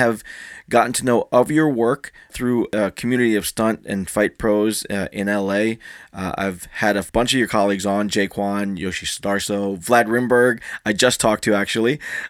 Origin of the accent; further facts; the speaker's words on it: Philippines; I'm Filipino